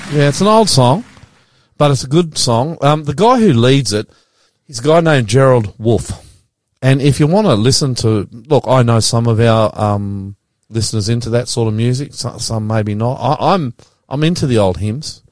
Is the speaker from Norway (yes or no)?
no; Queensland, Australia; we grew up Queensland